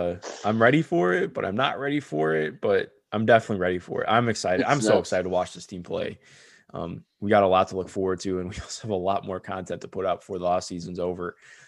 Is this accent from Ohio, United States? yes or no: yes; Cleveland, Ohio, United States; Cause obviously I'm from Cleveland